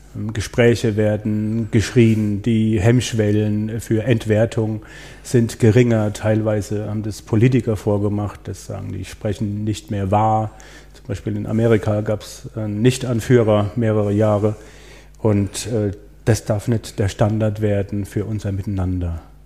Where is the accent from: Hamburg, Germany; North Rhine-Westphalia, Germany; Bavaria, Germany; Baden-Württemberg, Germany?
Baden-Württemberg, Germany; Breisgau; ich komme aus dem Breisgau